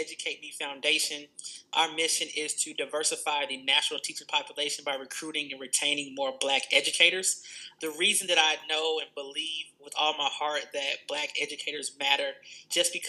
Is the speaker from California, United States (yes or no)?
no; Atlanta, Georgia, United States; From Atlanta, Georgia. Not born, but raised. Mom moved here when I was 1 year old in the 90s